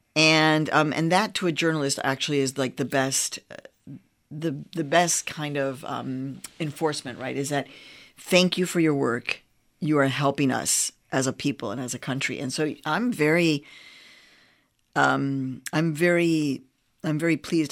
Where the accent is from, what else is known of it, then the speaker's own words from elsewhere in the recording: Chicago, Illinois, United States; also born or lived in Mexico; I was born in Mexico. I was raised on the south side of Chicago.